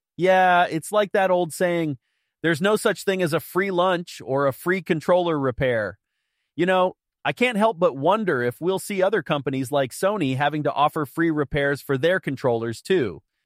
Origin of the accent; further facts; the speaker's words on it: United States; as an American